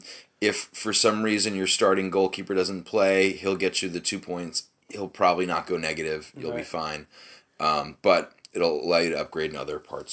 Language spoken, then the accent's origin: English; United States; I'm American